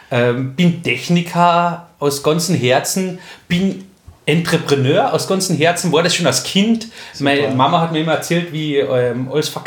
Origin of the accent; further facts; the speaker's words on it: Köstenberg, Carinthia, Austria; ich bin 39 Jahre alt, gebürtiger Kärntner, komme aus Köstenberg, wenn das wer kennt, wunderschöne Gegend in Kärnten.